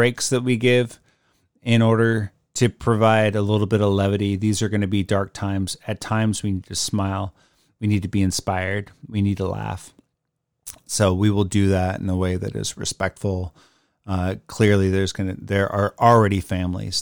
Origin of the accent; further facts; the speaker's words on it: Puget Sound area, Washington, United States; I was born and raised in the Puget Sound area